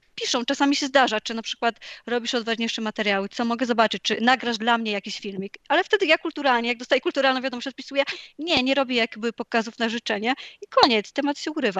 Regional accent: Poland

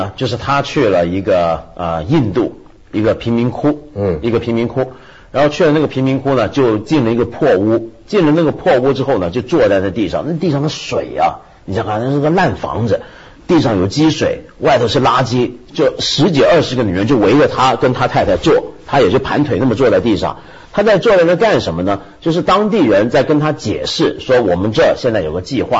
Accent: China; 特别是我们中国人啊，捐钱这是个什么概念？

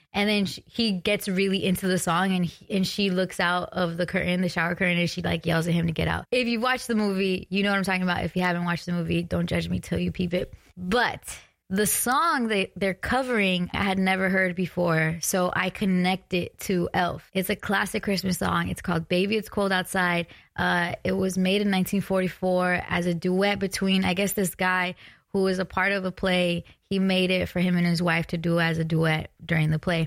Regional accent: West Coast, United States; I'm from the West Coast

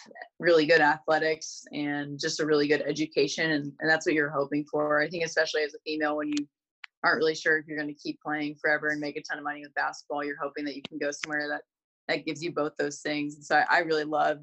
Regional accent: California, United States; I grew up in California

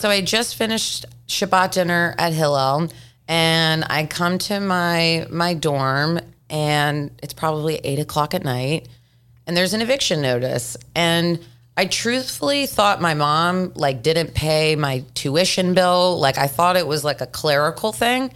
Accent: Memphis, Tennessee, United States; moved away; growing up in Memphis, Tennessee

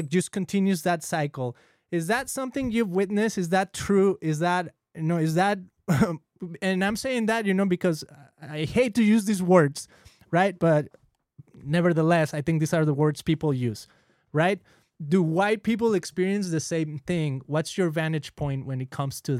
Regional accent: Mexico; now in California, United States; I'm Latino. I'm from Mexico. I live here in California

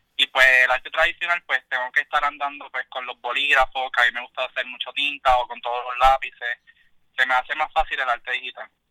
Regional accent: Yauco, Puerto Rico; soy de Yauco.

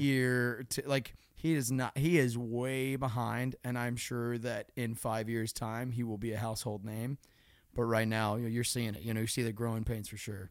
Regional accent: Florida, United States; moved away; growing up in Florida was awesome

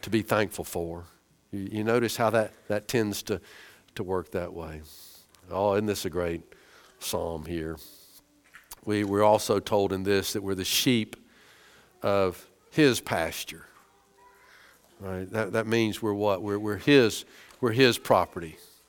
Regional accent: United States; We're so American.

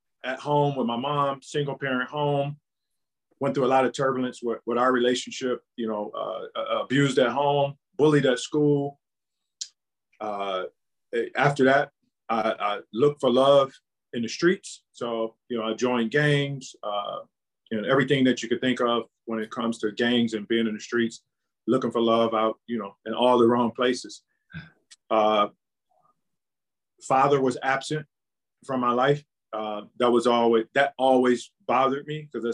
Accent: Cleveland, Ohio, United States; born and raised in Cleveland, Ohio.

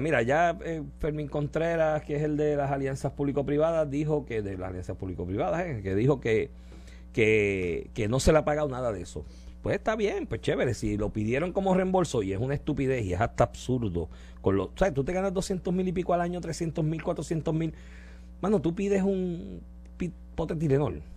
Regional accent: Puerto Rico

